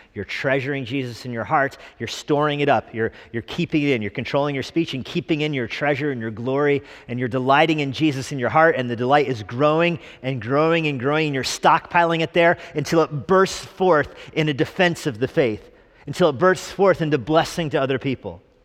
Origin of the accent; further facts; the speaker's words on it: Albuquerque, New Mexico, United States; moved away; growing up in Albuquerque, New Mexico